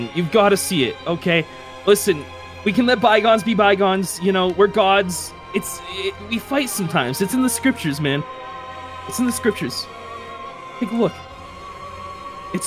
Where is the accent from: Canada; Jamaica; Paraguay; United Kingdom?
Canada; I'm Canadian